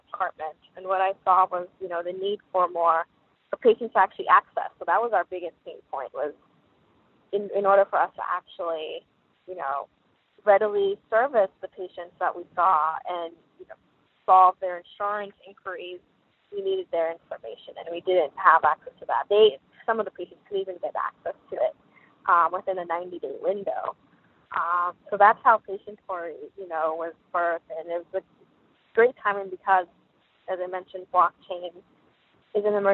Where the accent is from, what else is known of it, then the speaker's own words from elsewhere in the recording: New York City, New York, United States; I grew up in New York City.